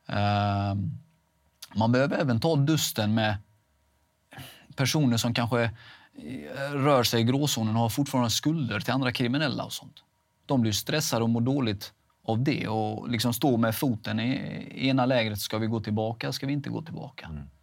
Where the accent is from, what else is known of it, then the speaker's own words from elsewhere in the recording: Halmstad, Halland County, Sweden; där jag kommer ifrån, Halmstad, Rova, eh, Laholm, det är väldigt litet.